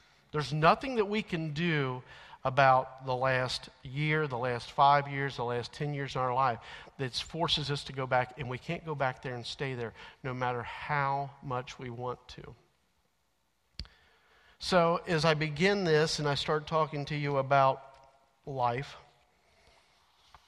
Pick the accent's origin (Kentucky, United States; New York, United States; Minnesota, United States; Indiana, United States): Kentucky, United States; Alexandria; the grocery store carryout in Alexandria